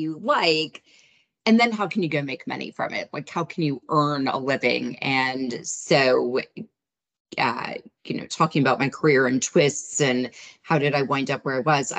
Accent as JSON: {"language": "English", "country": "United States", "said": "as an American"}